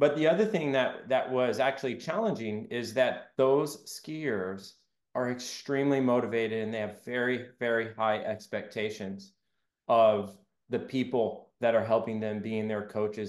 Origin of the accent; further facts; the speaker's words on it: Southern Arizona, United States; growing up in Southern Arizona